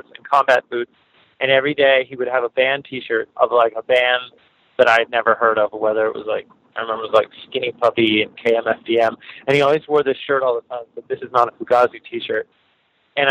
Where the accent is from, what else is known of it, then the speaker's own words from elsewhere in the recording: Greensburg, Pennsylvania, United States; moved away as an adult; I grew up in a small town called Greensburg, which is maybe like 40 minutes from Pittsburgh, southwestern PA